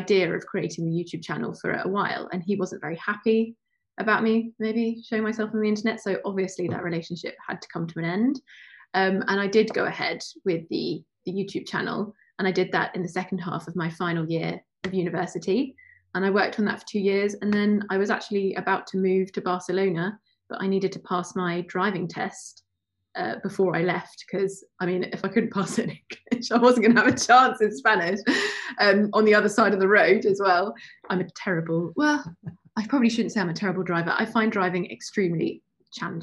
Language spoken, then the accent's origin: English; United Kingdom; accent: Estuary English / modern received pronunciation; also born or lived in Seville; So my accent, I've got hints of estuary in there